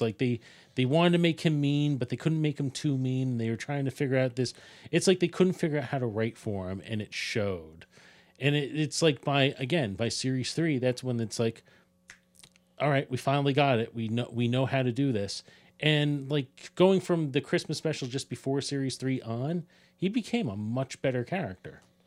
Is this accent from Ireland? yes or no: yes; Ireland; As an Irishman